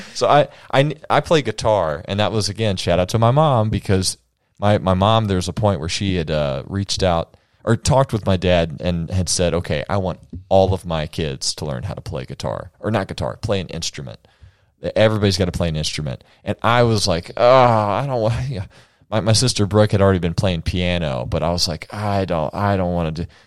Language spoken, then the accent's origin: English; United States; I'm an American man